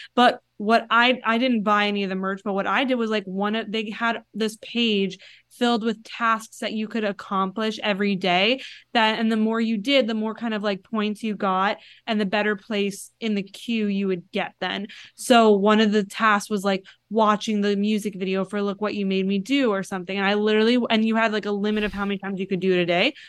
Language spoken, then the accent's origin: English; Florida, United States; moved away; I'm originally from Florida and my mom, like, that's where my parents still live